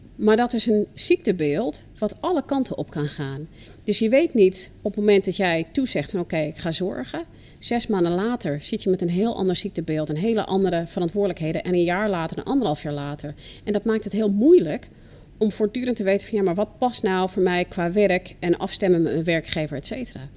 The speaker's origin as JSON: {"language": "Dutch", "country": "United States", "moved": "yes", "lives_now": "Netherlands", "said": "ik kom zelf uit de VS"}